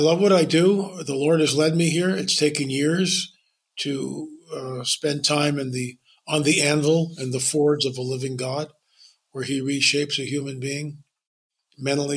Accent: Lancaster County, Pennsylvania, United States; moved away as an adult; I grew up in Lancaster County till I was 18

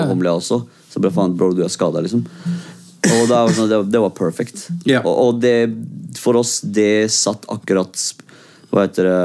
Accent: Oslo, Norway; also born or lived in Iraq; er kurder født i Irak, liksom. Så jeg kom til Norge da jeg var fem.

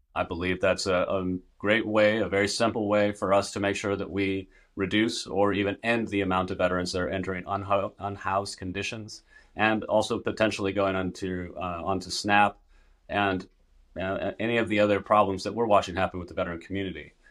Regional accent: Northern California, United States; I'm there in my hometown

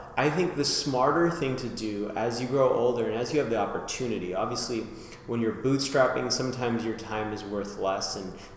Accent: Las Vegas, Nevada, United States; now in Philadelphia, United States; back in Vegas where I grew up

